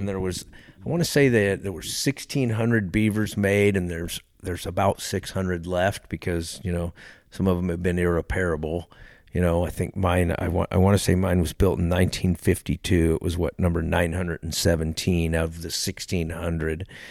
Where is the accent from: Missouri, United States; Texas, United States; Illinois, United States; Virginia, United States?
Texas, United States; now in Alaska, United States; I grew up in Texas